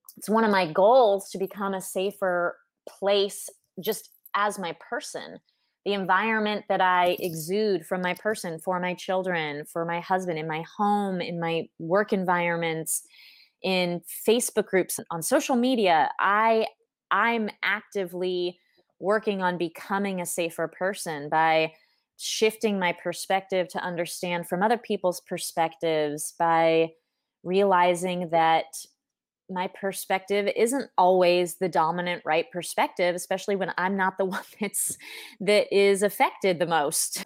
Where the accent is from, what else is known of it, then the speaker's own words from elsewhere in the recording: Southern California, United States; moved away as an adult; also born or lived in New York City; now in Paris, France; growing up in Southern California